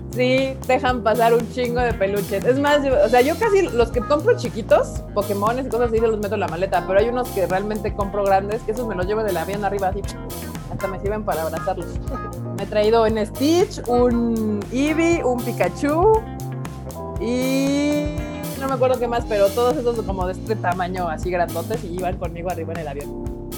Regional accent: Mexico City, Mexico; Todos los presentes aquí somos chilangos.

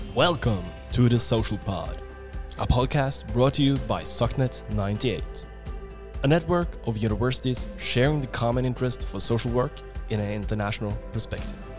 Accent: Norway; accent: Norwegian; English is a second language; I'm Norwegian. So I think I have this uh, kind of Norwegian accent.

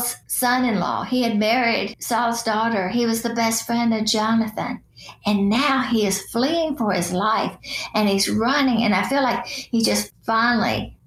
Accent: Chattanooga, Tennessee, United States; As a little girl growing up in Chattanooga

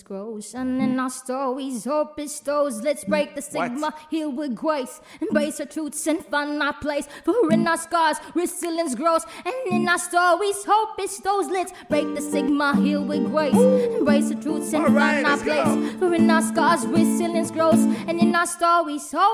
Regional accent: Philippines; moved away as an adult; now in Dubai, United Arab Emirates; I grew up in the Philippines

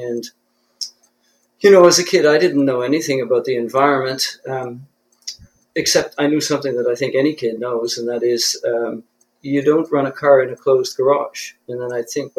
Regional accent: Belledune, New Brunswick, Canada; moved away as an adult; also born or lived in Fredericton area; now in Fredericton, Canada; I grew up on the North Shore in the village of Beldoon.

